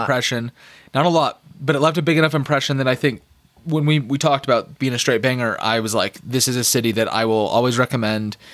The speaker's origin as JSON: {"language": "English", "town": "Phoenix", "region": "Arizona", "country": "United States", "tie": "born or raised there", "moved": "yes", "lives_now": "Denver, United States", "said": "I grew up in Phoenix, which is like nineteen sixties, nineteen seventies"}